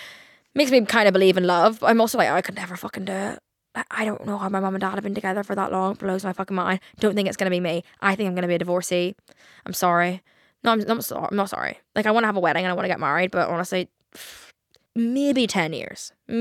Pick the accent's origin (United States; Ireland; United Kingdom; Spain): Ireland; I'm Irish, okay?